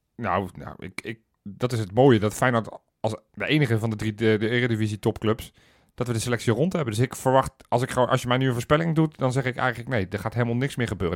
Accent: Netherlands; ik ben wel Nederlander

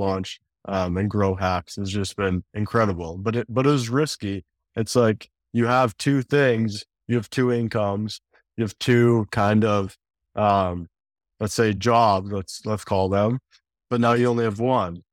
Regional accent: Canada; also born or lived in Calgary; growing up in Canada

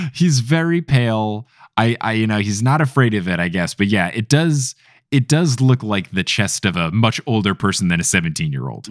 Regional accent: United States; I am an American boy

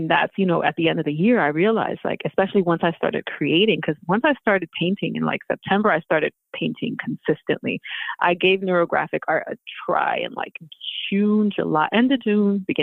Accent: Houston, Texas, United States; now in Philadelphia, United States; I've been in Philly for most of my life. I wasn't born in Philly though. I'm from Houston. I was born in Houston.

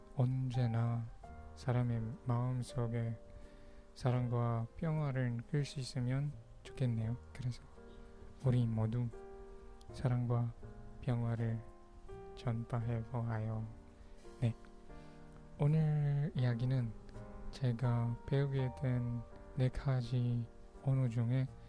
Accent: Ilocos Region, Philippines; first language Pangasinan; Korean is a second language; moved away; also born or lived in Manila; 저는 마니라에서 태어났지만 방가스난에서 저희 조 부모님이랑 살았어요

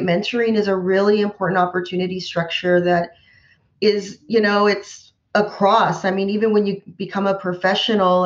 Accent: Central Valley, California, United States; I grew up in the Central Valley

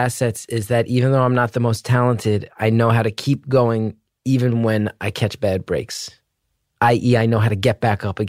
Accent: New Jersey, United States; I'm from New Jersey.

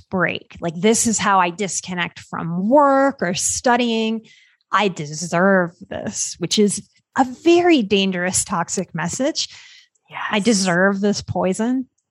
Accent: Louisiana, United States; So I grew up in Louisiana. So I grew up on soul food

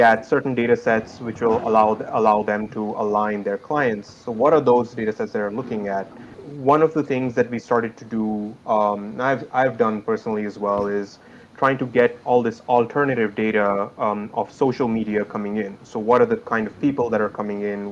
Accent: India; moved away as an adult; I hail from India. That's where my family is

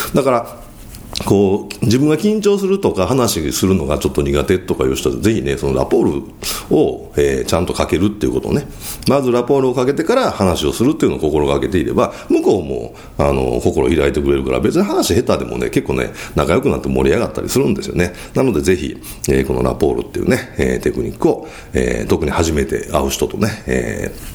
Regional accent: Kyoto, Japan; accent: Kansai dialect, Kyoto accent; 僕は京都出身ですから、まあちょっと関西弁じゃないですか。

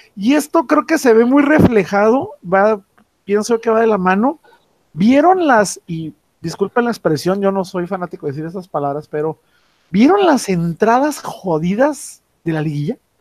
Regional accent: Mexico

